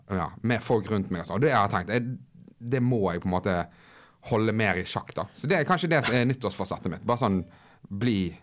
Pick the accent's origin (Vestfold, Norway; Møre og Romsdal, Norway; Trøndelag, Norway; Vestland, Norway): Vestland, Norway; Bergen; now in Oslo, Norway; jeg er hjemme i Bergen nå